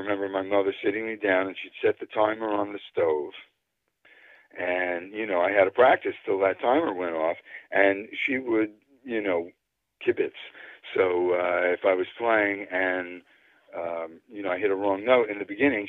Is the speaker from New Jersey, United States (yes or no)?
yes; northern New Jersey, United States; also born or lived in Brooklyn, New York; I grew up in Brooklyn, New York, till I was about 10. That's when we moved to New Jersey, and I've lived in northern New Jersey ever since then